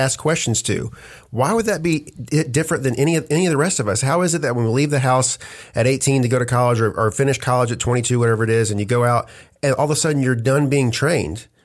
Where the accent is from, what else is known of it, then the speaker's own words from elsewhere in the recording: United States; We're Americans.